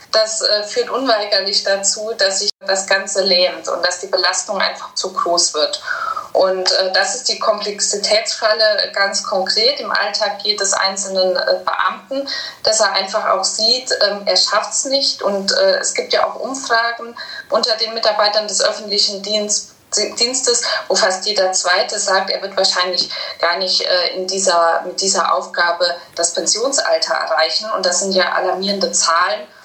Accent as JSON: {"language": "German", "region": "Saarland", "country": "Germany", "said": "Ich komme ja aus dem Saarland"}